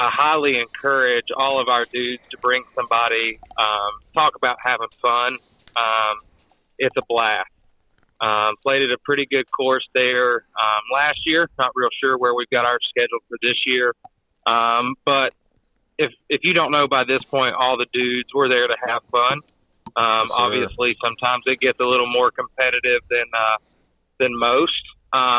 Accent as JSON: {"language": "English", "region": "East Tennessee", "country": "United States", "tie": "born or raised there", "said": "I'm from East Tennessee. I'm one of our, I guess, per se, local dudes. Grew up with Will"}